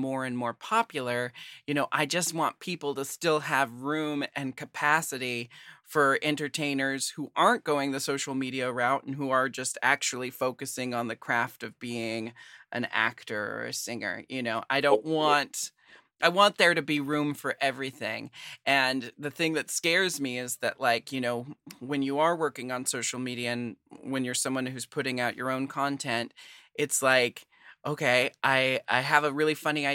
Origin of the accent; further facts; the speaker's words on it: Portland, United States; I'm from Portland